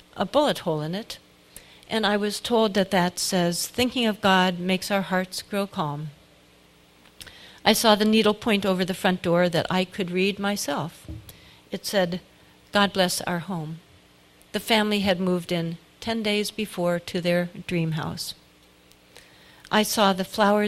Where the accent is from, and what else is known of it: United States